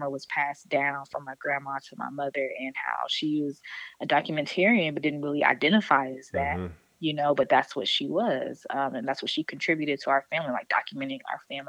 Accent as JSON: {"language": "English", "town": "East Point", "region": "Georgia", "country": "United States", "tie": "born or raised there", "also_born_or_lived": "Atlanta, Georgia", "moved": "as an adult", "lives_now": "New Orleans, United States", "said": "I'm from East Point. And that is the Atlanta area. But I moved to New Orleans"}